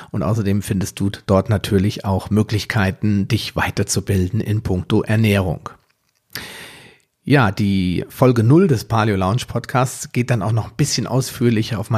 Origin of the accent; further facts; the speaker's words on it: Biedenkopf, Hesse, Germany; now in Wetteraukreis, Germany; Ich bin 42 Jahre alt, also noch knackig und jung. Ich komme aus dem Wetteraukreis, zumindest lebe ich dort zurzeit. Ursprünglich komme ich mal aus Biedenkopf.